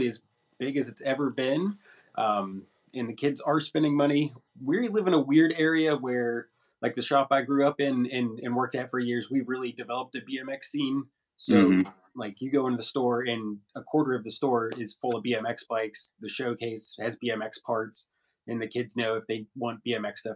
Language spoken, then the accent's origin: English; St. Albans, West Virginia, United States; now in Charleston, United States; in my hometown of St. Albans